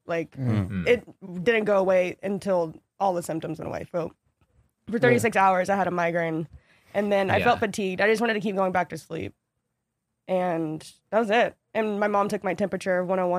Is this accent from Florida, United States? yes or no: yes; Florida, United States; moved away; So we're both from Florida.